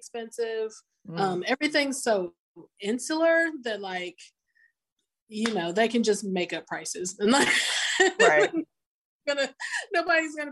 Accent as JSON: {"language": "English", "town": "St. Louis", "region": "Missouri", "country": "United States", "tie": "born or raised there", "also_born_or_lived": "St. Croix, U.S. Virgin Islands / Mississippi", "moved": "as an adult", "lives_now": "Water Valley, United States", "said": "I'm originally from St. Louis, Missouri, and I lived there until shortly after I turned 21"}